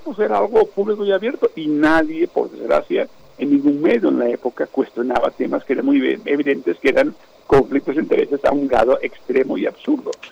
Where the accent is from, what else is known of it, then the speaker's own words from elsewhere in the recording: Spain; now in Mexico; como ciudadano español